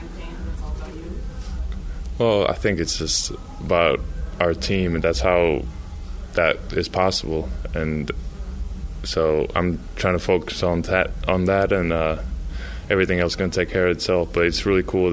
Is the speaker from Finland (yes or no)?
yes; Finland; now in Utah, United States; growing up in Finland